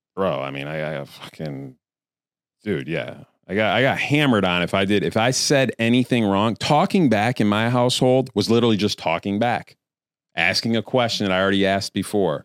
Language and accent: English; Queensbury, New York, United States; I'm from upstate New York